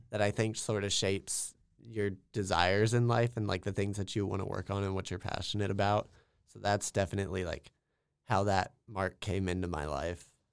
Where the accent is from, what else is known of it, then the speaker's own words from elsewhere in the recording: small town Kansas, United States; I'm from small town Kansas, talking like hundred people in my hometown small